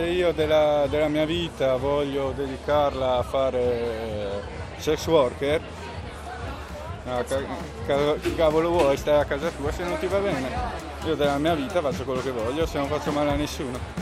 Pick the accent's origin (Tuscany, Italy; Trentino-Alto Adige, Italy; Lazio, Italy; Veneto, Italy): Trentino-Alto Adige, Italy; io che vengo dal Trentino